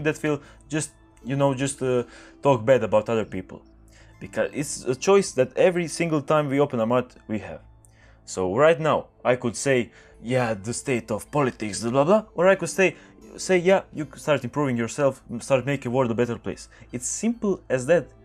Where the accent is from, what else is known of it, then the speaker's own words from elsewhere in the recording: Croatia; English is a second language; I'm speaking English right now. I'm Croatian